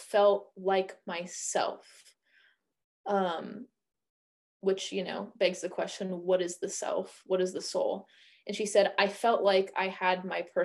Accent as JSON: {"language": "English", "region": "Indiana", "country": "United States", "said": "I'm a white woman, I'm from Indiana"}